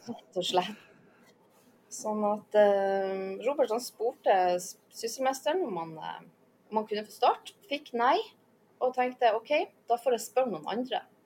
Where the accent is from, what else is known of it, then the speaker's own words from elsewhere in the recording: Lofoten, Nordland, Norway; moved away as an adult; now in Svalbard, Norway; jeg kommer jo fra Lofoten.